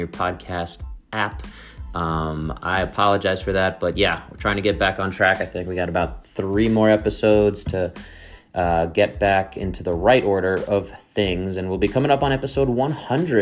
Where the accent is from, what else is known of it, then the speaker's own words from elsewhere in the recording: New York City, New York, United States; now in Colorado, United States; Dave is back where I grew up in New York City, and I'm over here in Colorado